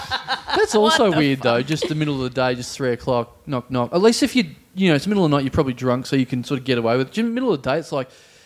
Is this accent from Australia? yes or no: yes; Maryborough, Victoria, Australia; I grew up in a town called Maryborough.